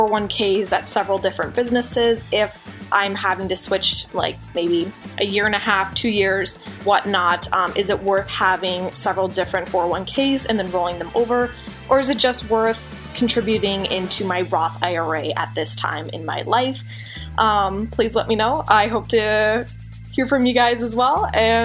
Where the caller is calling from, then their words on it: Minneapolis, Minnesota, United States; I am from Minneapolis, Minnesota.